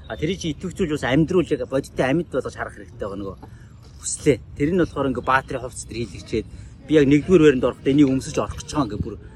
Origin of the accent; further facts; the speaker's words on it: Mongolia; би бол Монгол ер хүн аа би Монгол хүн учраас одоо миний цусаар Чингисийн цус урсж байна гэдэг ч юм те.